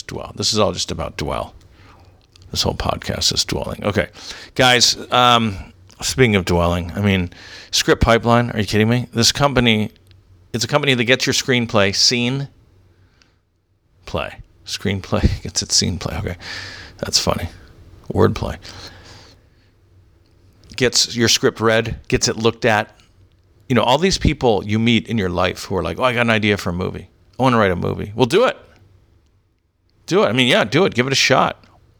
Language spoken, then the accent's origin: English; Canada; Yeah, I'm Canadian, Christian, English, liberal.